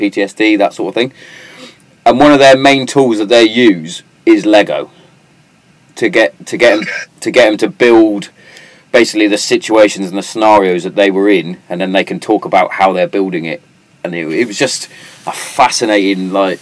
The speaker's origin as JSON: {"language": "English", "country": "United Kingdom", "tie": "born or raised there", "said": "from a British background"}